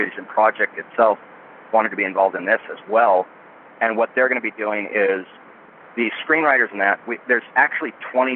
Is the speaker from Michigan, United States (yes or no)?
no; Boring, Oregon, United States; I was raised in a town by the name of Boring, Oregon. B-O-R-I-N-G. It's just outside of Portland, and it's a real place.